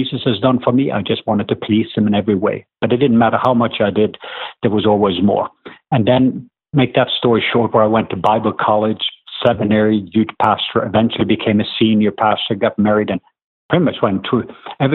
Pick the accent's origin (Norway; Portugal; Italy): Norway; southwest Norway; accent: southern; now in Atlanta, United States; I'm from the southwest part of Norway. But we live in Atlanta. But as I grew up in Norway